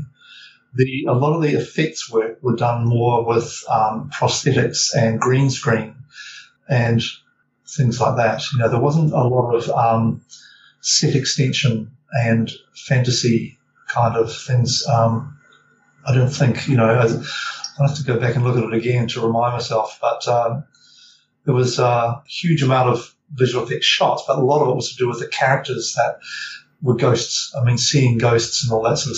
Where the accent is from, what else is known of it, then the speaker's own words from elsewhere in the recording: New Zealand; also born or lived in Auckland, New Zealand; being a Kiwi boy